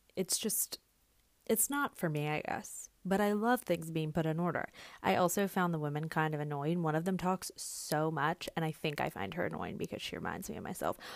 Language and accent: English; the South, United States; I'm a Southerner.